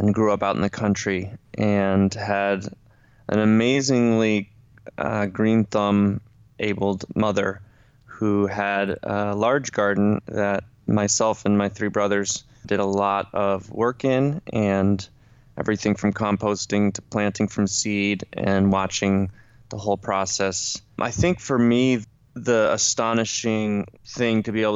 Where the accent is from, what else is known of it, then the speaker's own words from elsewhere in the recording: Ithaca, New York, United States; Ithaca, my hometown